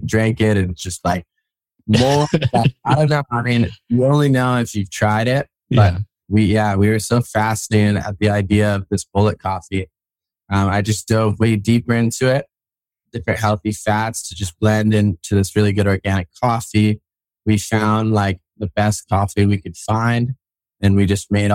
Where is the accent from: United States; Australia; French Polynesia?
United States; Kauai, Hawaii; moved away as an adult; also born or lived in New York City, United States; now in North Shore, Oahu, United States; I was raised on Kauai.